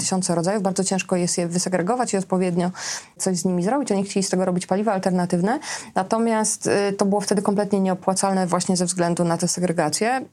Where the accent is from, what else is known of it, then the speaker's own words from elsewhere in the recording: Srebrna Góra, Lower Silesian Voivodeship, Poland; moved away; Ja pochodzę ze wsi, z miejscowości, która nazywa się Srebrna Góra, tam jest 600 mieszkańców